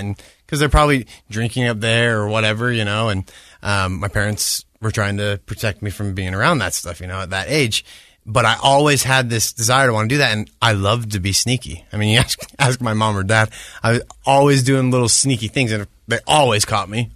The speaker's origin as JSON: {"language": "English", "town": "Orem", "region": "Utah", "country": "United States", "tie": "born or raised there", "also_born_or_lived": "Bellevue, Washington / Hawaii", "said": "I grew up in Orem"}